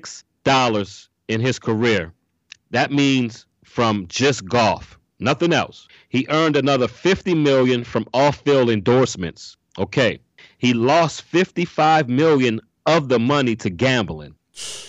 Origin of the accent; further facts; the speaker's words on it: New Orleans, Louisiana, United States; Growing up in New Orleans